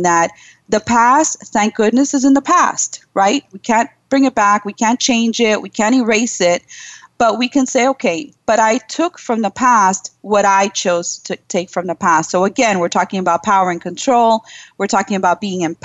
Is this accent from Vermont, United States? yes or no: no; New York City, New York, United States; my parents are Cuban. I was born in Brooklyn, New York